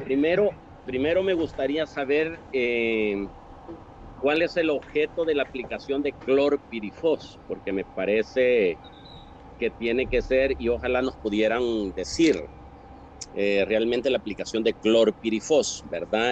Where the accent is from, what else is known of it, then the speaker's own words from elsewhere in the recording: El Salvador; mi país, El Salvador